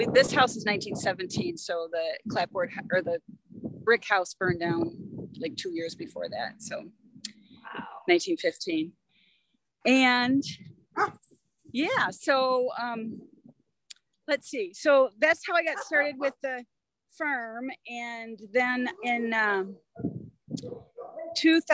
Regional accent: Redford Township, Michigan, United States; also born or lived in Montana; growing up in Redford Township

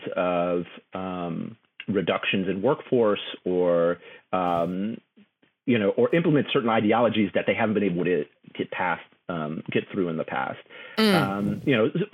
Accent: Houston, Texas, United States; also born or lived in New Orleans, Louisiana / Baltimore; my family left there when I was 2, but we would spend summers and Christmases there. So that kind of being stretched between 2 places, you know, I grew up in Houston, Texas

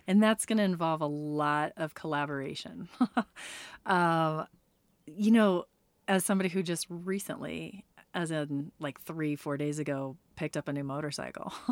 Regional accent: California, United States; now in Reno, United States; I'm from California originally

